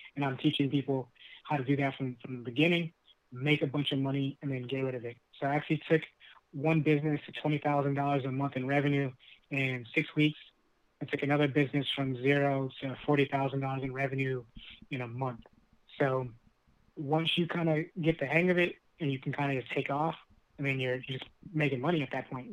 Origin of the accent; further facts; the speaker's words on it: Lancaster, California, United States; our growing up in Lancaster